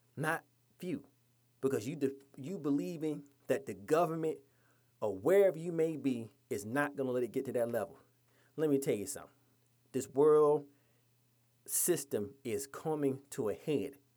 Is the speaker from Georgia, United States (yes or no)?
yes; Georgia, United States; my home state of Georgia